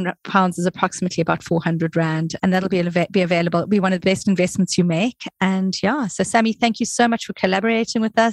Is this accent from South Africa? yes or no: yes; South Africa; moved away; I'm from South Africa originally